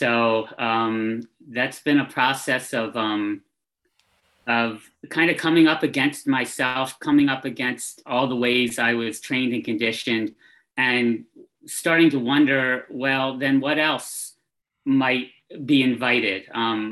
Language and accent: English; Philadelphia, Pennsylvania, United States; I was born in Philadelphia, Pennsylvania, 58 years ago and change. I grew up city smart, kind of, always on top of things, kind of dude.